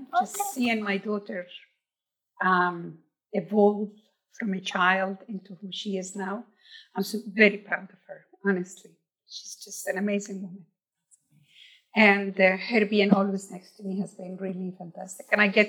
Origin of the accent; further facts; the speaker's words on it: Colombia; born there; I was born in Colombia, South America, but my soul stays in Palestine.